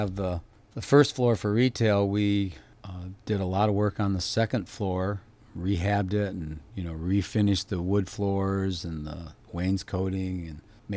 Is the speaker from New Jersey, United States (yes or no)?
no; Petoskey, Michigan, United States; I grew up in Petoskey, and then I left for 10 years to get a couple of degrees from colleges and stuff